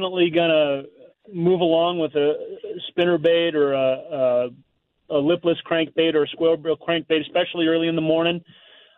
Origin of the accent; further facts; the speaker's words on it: Missouri, United States; I grew up in Missouri where we had to fish dirty water